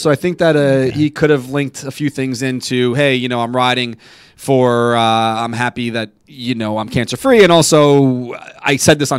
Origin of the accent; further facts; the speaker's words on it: Albany, New York, United States; I will ride my bike from my hometown of Albany to Citi Field